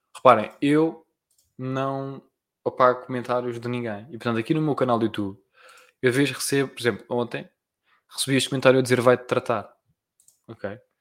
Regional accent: Portugal; eu sou português, né? pronto. mas e, e que pronto, e que nasci em Portugal

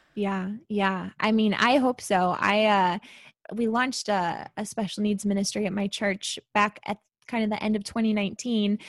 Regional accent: St. Louis, Missouri, United States; I live in Saint Louis. I always have. I was born and raised here

